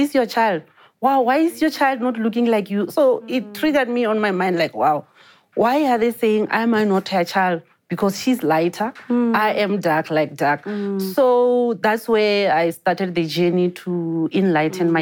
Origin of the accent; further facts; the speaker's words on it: Venda, Limpopo, South Africa; I come from rural Limpopo in Venda